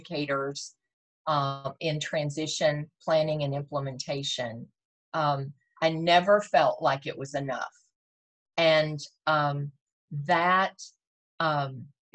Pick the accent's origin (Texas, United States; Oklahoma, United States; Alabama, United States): Texas, United States; I was born and raised in Texas, so it is my home